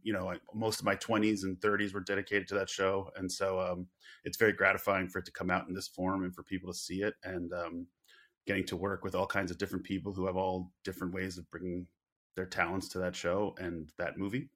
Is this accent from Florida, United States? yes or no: no; Long Island, New York, United States; I grew up on Long Island